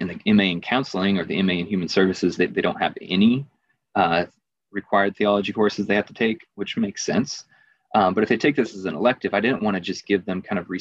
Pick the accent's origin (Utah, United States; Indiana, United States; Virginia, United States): Virginia, United States; some dude from Virginia